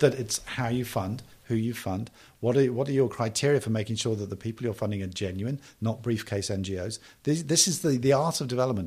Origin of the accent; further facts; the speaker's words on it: United Kingdom; I am British